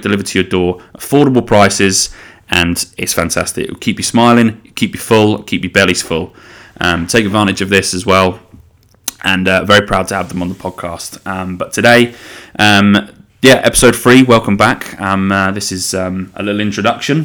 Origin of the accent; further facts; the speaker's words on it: the Fens, Cambridgeshire, East of England, United Kingdom; I am from the Fens, which is in Cambridgeshire